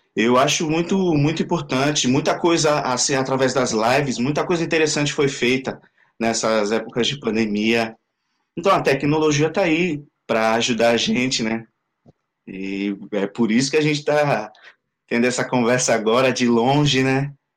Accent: Vila Gilda, São Paulo, Brazil; moved away as an adult; now in France; na minha comunidade, onde eu cresci

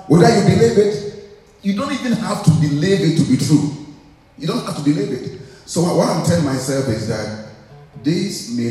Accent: Ghana; moved away; when I was in Ghana, when I was growing up in Afrinamese church in Assemblies of God

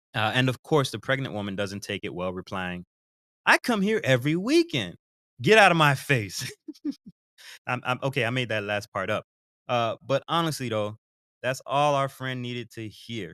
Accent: Broward County, Florida, United States; now in Central Florida, United States; I am from Broward County, Florida

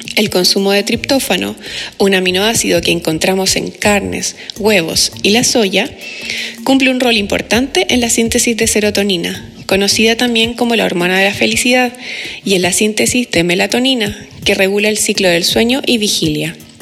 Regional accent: Chile

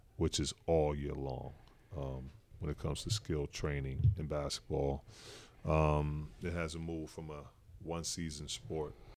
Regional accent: Newark, New Jersey, United States; moved away; also born or lived in Utah; I'm coming from Newark

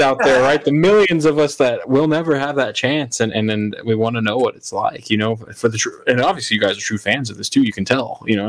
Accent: Colorado, United States; moved away as an adult; now in Florida, United States; I'm originally from Colorado.

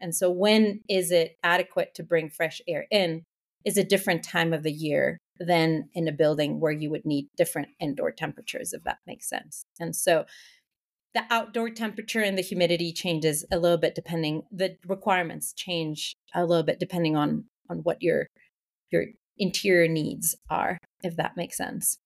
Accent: Mexico City, Mexico; moved away as an adult; also born or lived in Canada; born and raised in Mexico City

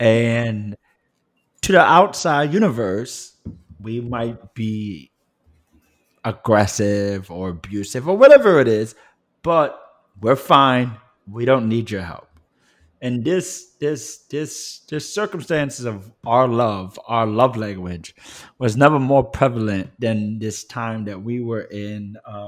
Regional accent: New York City, New York, United States; I actually count it as a deep blessing of my existence that I grew up in the Bronx. Bronx was very much mixed race

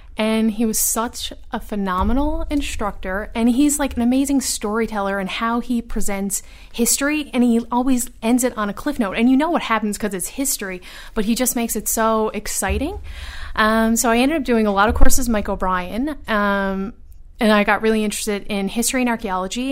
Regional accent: Newfoundland and Labrador, Canada; moved away as an adult; also born or lived in Ottawa; I was the only person from Atlantic Canada.

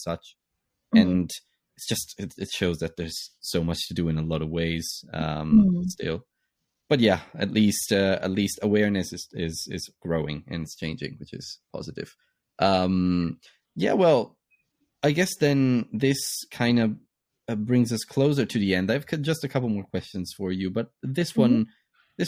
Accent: Italy; now in London, United Kingdom; I'm based in the UK now, but I'm Italian and I come from Italy

